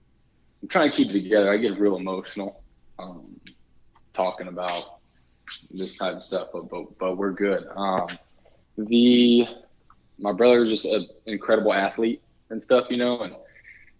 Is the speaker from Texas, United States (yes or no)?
yes; Texas, United States; accent: a little bit of an accent from the South; I do have a little bit of a draw, a little bit of an accent from the South